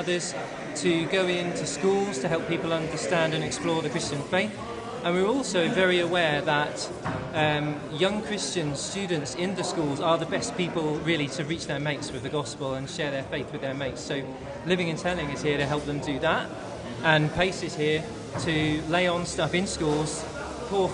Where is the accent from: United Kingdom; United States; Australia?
United Kingdom; Bournemouth, South West England; I'm from Bournemouth